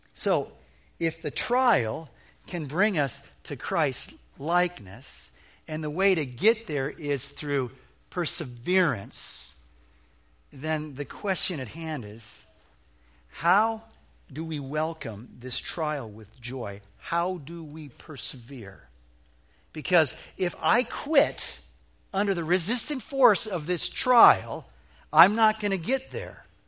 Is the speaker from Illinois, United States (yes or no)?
yes; Illinois, United States; moved away; I'm a flatlander from Illinois, and we didn't have hills in Illinois.